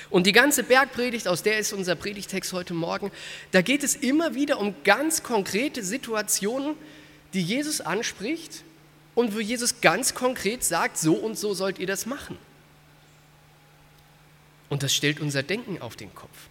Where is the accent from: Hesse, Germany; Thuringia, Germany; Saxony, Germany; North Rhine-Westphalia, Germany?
Hesse, Germany; Frankfurt; Ähm, und zwar aus meiner Heimatstadt Frankfurt. Ich war so in der 11., 12. Klasse und wir haben ein kleines Wunder in Frankfurt erlebt.